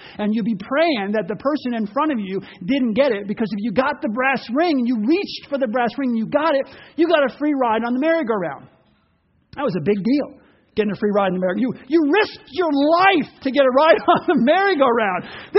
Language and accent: English; Ocean Grove, New Jersey, United States; Part of my growing up was in Ocean Grove, New Jersey, which bordered on Asbury Park.